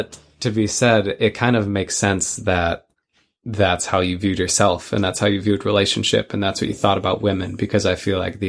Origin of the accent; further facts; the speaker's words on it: Midwest, United States; moved away; where we grew up in the Midwest.